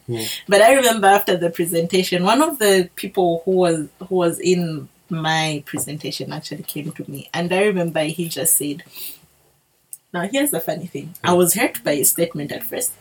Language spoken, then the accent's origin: English; Zambia; accent: Bemba; my Bemba accent